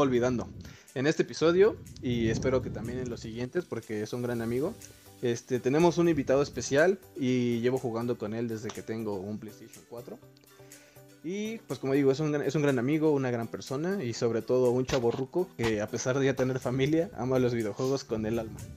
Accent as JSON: {"language": "Spanish", "country": "Mexico", "said": "somos de México"}